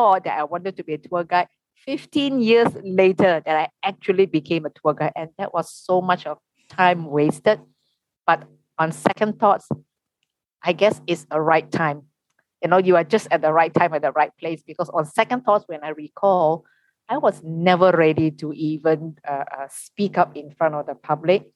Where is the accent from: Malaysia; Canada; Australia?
Malaysia; I'm from Malaysia. I am a local Malaysian tour guide